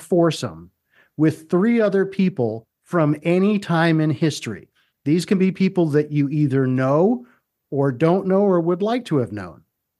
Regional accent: United States; I grew up in the Baltimore, Washington area.

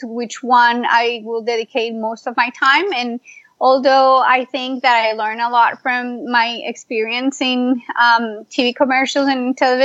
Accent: Colombia; moved away as an adult; also born or lived in Miami / Pittsburgh; now in United States; I am originally from Colombia.

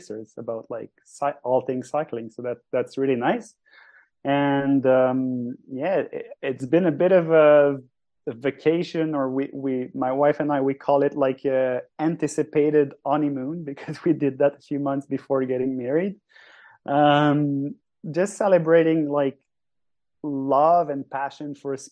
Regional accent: Sentier du Moulin hometown, Quebec, Canada; English is a second language; Sentier du Moulin, which is in my hometown, where I do coach and guide people

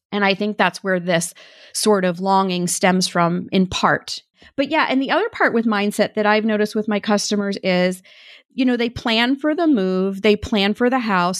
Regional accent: Maine, United States; moved away; I grew up in Maine

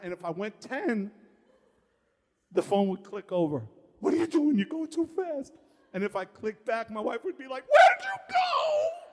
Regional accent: New York City, New York, United States; I'm a kid from Far Rockaway, Queens. I grew up in Red Fern Projects

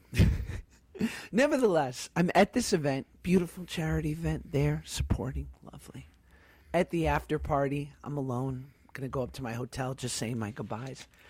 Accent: United States; also born or lived in New York / Los Angeles, California; being a Jew growing up in New York and L.A.

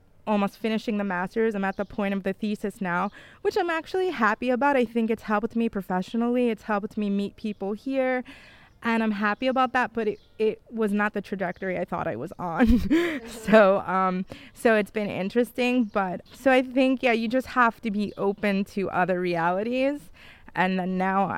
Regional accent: New York, United States; moved away as an adult; also born or lived in Bolzano, Italy; now in Italy; I'm from New York originally

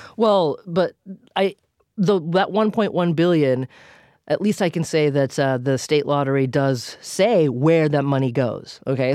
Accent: Massachusetts, United States; my home state of Massachusetts

